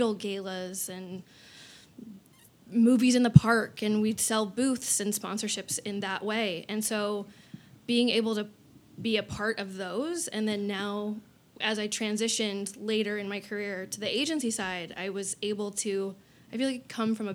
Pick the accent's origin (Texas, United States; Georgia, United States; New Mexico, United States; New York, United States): New Mexico, United States; Albuquerque; moved away as an adult; also born or lived in Portales, New Mexico; now in Arizona, United States; I'm from New Mexico originally. Yep. Born and raised in Albuquerque, New Mexico.